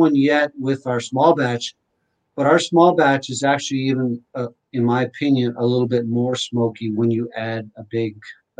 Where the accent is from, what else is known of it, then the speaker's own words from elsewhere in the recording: near Winnipeg, Manitoba, Canada; moved away; I grew up near Winnipeg, Manitoba